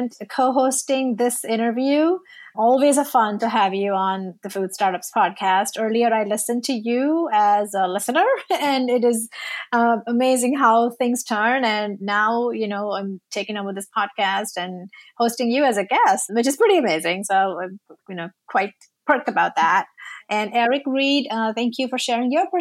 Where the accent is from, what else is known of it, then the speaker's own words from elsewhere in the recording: India; now in Austin, United States; I'm Indian